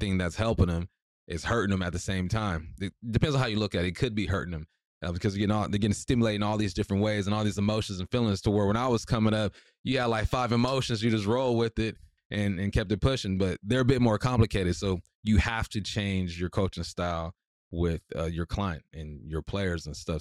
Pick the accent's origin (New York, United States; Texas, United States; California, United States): California, United States; Culver City; moved away as an adult; growing up in Culver City